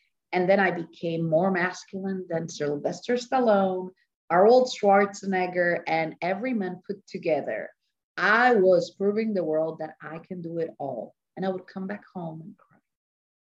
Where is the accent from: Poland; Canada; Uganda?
Poland; moved away; So I'm Polish. I was born in Poland, and my mother was an actress and a singer